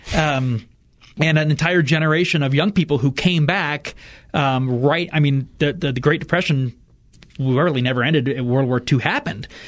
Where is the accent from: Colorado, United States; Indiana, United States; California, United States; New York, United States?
Indiana, United States; Fort Wayne; moved away; my hometown of Fort Wayne, Indiana